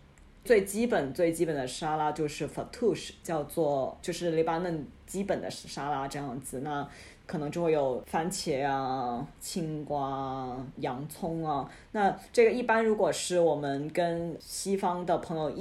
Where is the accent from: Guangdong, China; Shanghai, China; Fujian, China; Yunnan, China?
Guangdong, China; 就跟我们广东人烤鸡有一些很讲究的执念一样